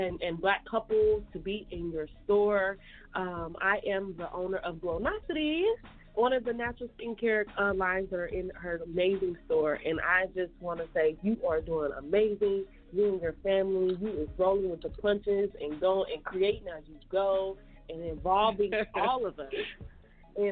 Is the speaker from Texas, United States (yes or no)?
yes; Texas, United States; I'm from Texas